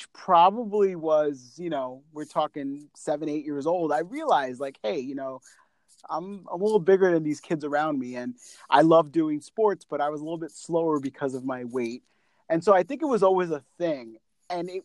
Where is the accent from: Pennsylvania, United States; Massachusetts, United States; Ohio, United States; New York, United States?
New York, United States; I'm from New York